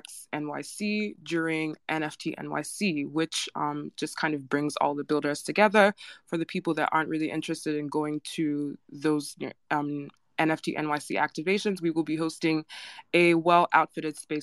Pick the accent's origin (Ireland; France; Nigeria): Nigeria; I'm Nigerian